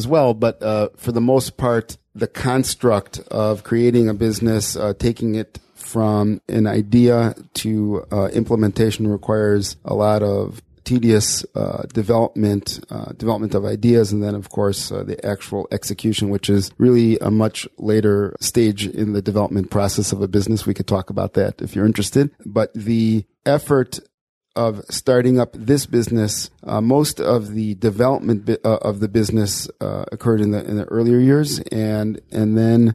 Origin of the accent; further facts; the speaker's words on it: Chicago, Illinois, United States; moved away as an adult; now in Beit Shemesh, Israel; I was born in Chicago. I lived there my whole life until making Aliyah in 1994 with my wife